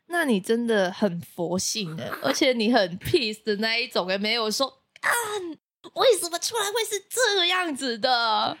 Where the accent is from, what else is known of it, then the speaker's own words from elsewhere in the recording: Macau; now in Taiwan; 我是来自澳门的